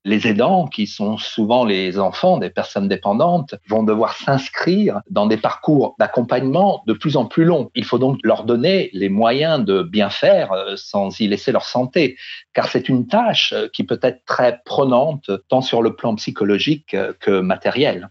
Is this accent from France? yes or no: yes; France; chez nous en France